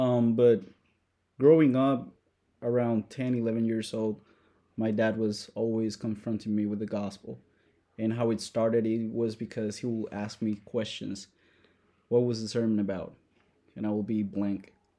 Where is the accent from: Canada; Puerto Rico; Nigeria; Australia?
Puerto Rico; born or raised there; moved away; also born or lived in Madison, Wisconsin